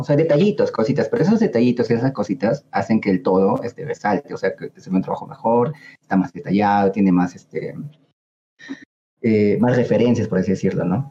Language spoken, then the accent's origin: Spanish; Peru; como ciudadanos, como peruanos